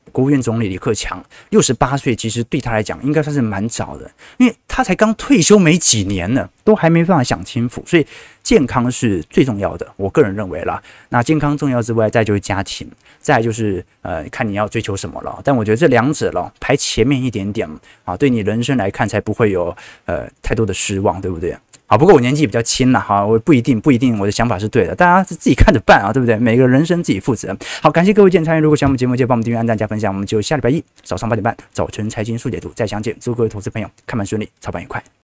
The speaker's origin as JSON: {"language": "Chinese", "country": "Taiwan", "said": "因为我是台湾人"}